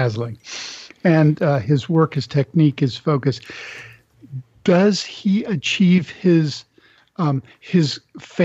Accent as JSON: {"language": "English", "country": "Canada", "said": "I'm from Canada"}